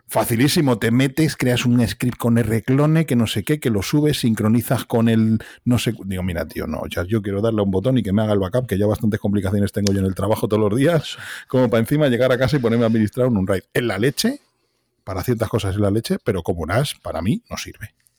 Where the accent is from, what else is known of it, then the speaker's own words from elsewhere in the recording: Madrid, Community of Madrid, Spain; soy de Vallecas, un barrio de Madrid